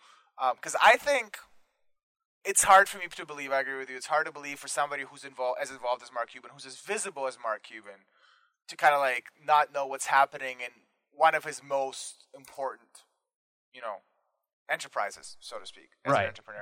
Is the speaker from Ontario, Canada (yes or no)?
yes; Toronto, Ontario, Canada; I'm from Toronto